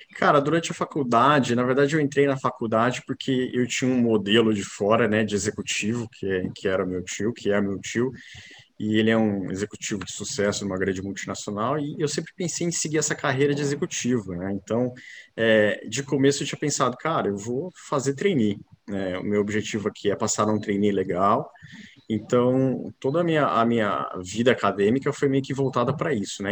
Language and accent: Portuguese; São José do Rio Preto, São Paulo, Brazil; also born or lived in Campinas; nascido em Campinas, criado em São José do Rio Preto, interior de São Paulo